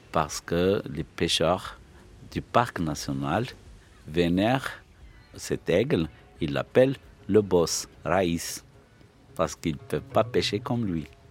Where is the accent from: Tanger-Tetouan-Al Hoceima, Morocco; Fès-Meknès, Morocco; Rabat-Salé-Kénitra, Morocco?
Fès-Meknès, Morocco; Fes; moved away as an adult; now in Al Hoceima, Morocco; Je suis né à Fès, mais j'ai été affecté comme professeur euh, SVT dès 87